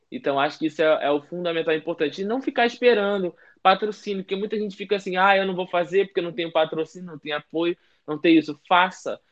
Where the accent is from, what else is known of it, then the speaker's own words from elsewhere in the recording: Rio de Janeiro, Brazil; só eu sou do Rio